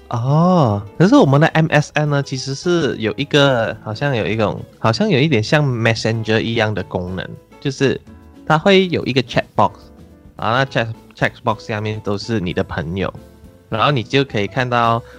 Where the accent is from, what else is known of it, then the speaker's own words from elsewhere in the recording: Taiping, Perak, Malaysia; 因为我也是靠近怡宝，我家乡是太平，所以其实还蛮常去怡宝的